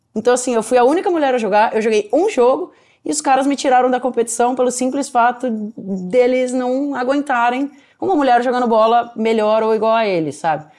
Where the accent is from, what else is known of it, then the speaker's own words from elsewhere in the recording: Piracicaba, São Paulo, Brazil; Meu pai ele era goleiro num clube lá da minha cidade, eu sou de Piracicaba, que é interior de São Paulo